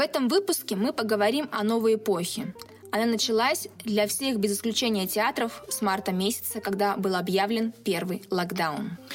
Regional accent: Siberia, Russia; now in Nizhnevartovsk, Russia; сибирячка, провинциалка

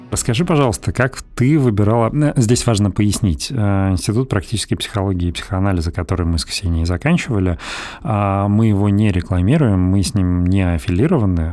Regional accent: Belgorod, Belgorod Oblast, Russia; moved away; also born or lived in Moscow; мы ну, практически вместе росли в Белгороде

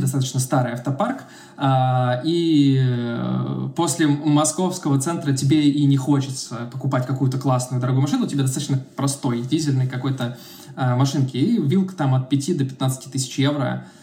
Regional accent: Russia; moved away as an adult; also born or lived in Serbia; now in Belgrade, Serbia; ну из России

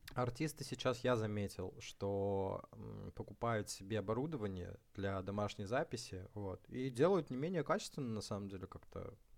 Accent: Far North, Russia; я сам с Крайнего Севера, с небольшого, э, поселка

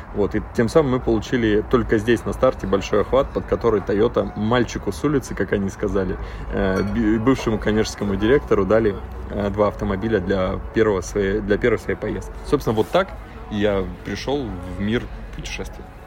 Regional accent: Yagodninsky District, Magadan Oblast, Russia; moved away as an adult; also born or lived in Saint Petersburg; до 11 класса я учился в в Ягодинском районе, поселочек Мелга, Тоскан, это порядка 500 километров от э, города. Вот, поэтому вырос практически в тайге

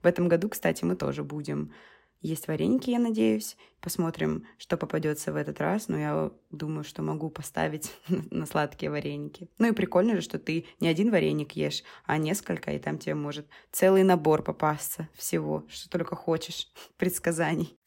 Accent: Rostov-on-Don, Rostov Oblast, Russia; у нас в Ростове

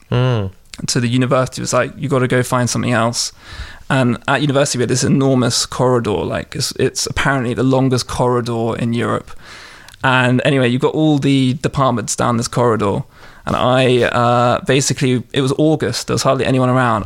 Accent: London, United Kingdom; moved away as an adult; now in Russia; I'm a Londoner. Mm. I'm uh, from Southwest London

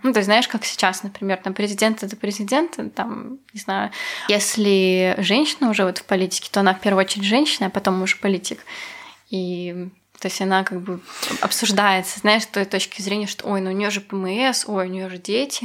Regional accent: Belarus; была я из Беларуси

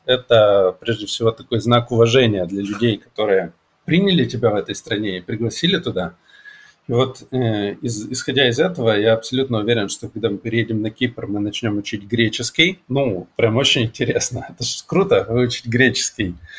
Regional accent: Siberia, Russia; moved away; also born or lived in Krasnoyarsk; Я сибиряк, который привык к такому климату

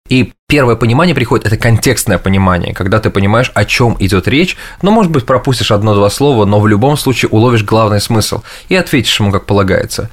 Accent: Russia; moved away as an adult; now in New York, United States; I'm originally from Russia.

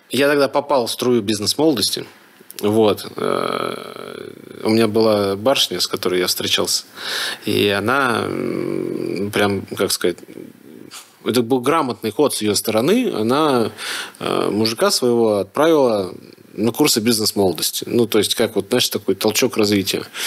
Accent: Ufa, Bashkortostan, Russia; moved away as an adult; now in Moscow, Russia; я из Уфы

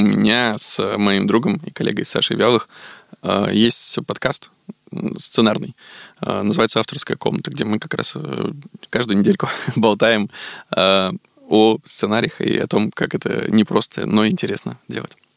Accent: Veliky Novgorod, Novgorod Oblast, Russia; born or raised there; now in Moscow, Russia

